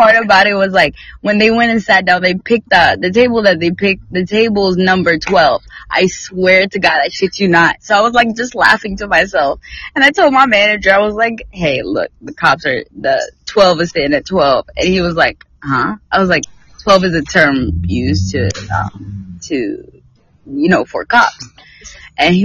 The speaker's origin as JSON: {"language": "English", "region": "North Carolina", "country": "United States", "moved": "yes", "lives_now": "Texas, United States", "said": "I'm from North Carolina"}